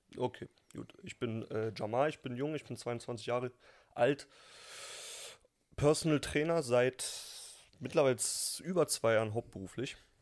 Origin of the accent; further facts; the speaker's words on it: Berlin, Germany; Ey, ich bin Berliner